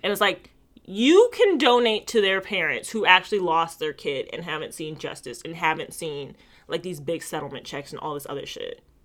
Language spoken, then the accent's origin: English; United States; I'm American